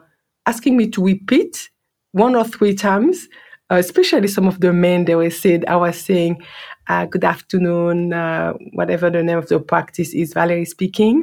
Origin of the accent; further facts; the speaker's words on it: France; accent: French; English is a second language; moved away as an adult; now in Australia; my French accent was so, so strong